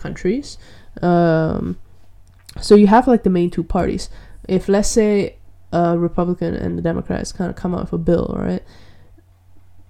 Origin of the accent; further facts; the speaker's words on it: Malaysia; I'm from Malaysia